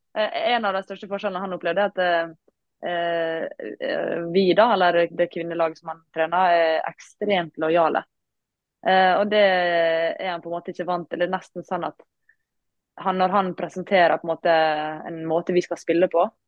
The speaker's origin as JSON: {"language": "Norwegian", "town": "Langevåg", "region": "Møre og Romsdal", "country": "Norway", "tie": "born or raised there", "said": "jeg kommer jo fra Langvåg, da, som er en liten klubb"}